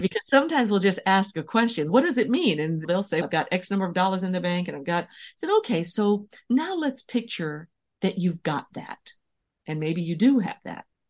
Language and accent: English; San Francisco, California, United States; I was born and raised in San Francisco